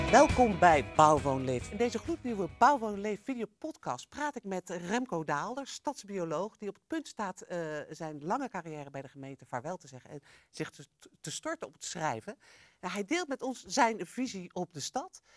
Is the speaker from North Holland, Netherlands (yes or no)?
yes; Amsterdam, North Holland, Netherlands; Wij Amsterdammers